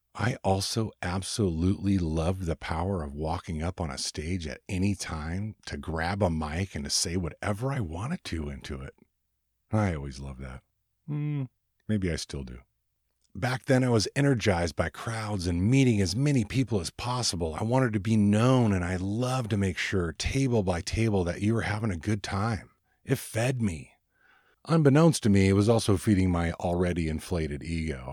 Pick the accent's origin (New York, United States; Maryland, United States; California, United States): California, United States; Ventura; moved away as an adult; now in Oregon, United States; I had just arrived to Oregon from my hometown of Ventura, California, a little beach town